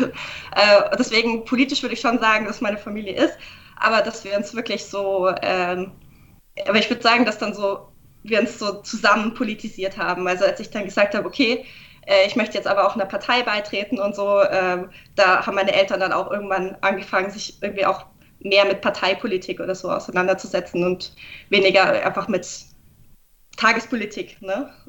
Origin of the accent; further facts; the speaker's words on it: Augsburg, Bavaria, Germany; moved away as an adult; now in Nuremberg, Germany; ich bin nicht in, in Nürnberg aufgewachsen, aber nicht weit weg. Ich, aus Augsburg komme ich, also es war kein, kein weiter Umzug. Äh, ich bin zum Studieren eben hergezogen